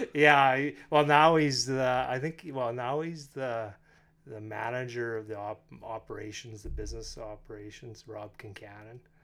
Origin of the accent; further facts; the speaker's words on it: North Battleford, Saskatchewan, Canada; moved away as an adult; also born or lived in Red Deer; now in Lloydminster, Canada; I am from North Battleford